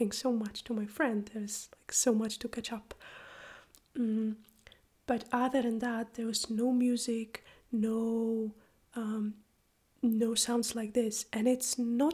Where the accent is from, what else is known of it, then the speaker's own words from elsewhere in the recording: Poland; moved away as an adult; now in Iceland; I am from Poland, but I live and teach and practice in Iceland.